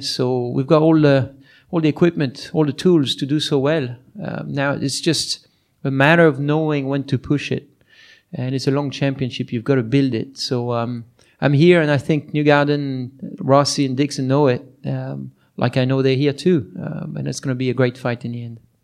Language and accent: English; France; moved away; my hometown